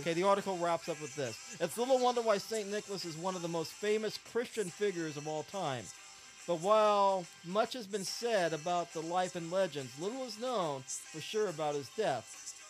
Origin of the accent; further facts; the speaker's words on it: Philippines; born there; I was born in the Philippines.